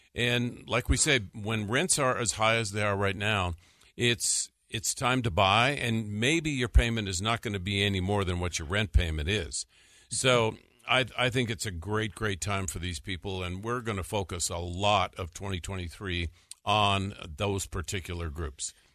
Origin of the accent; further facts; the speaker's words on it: North Dakota, United States; moved away; when I was growing up in North Dakota